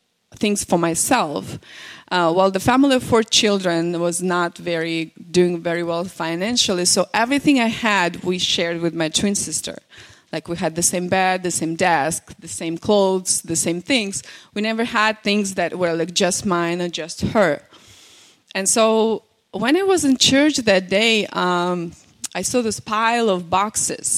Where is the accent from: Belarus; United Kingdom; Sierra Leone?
Belarus; first language Russian; English is a second language; now in United States; I'm from Belarus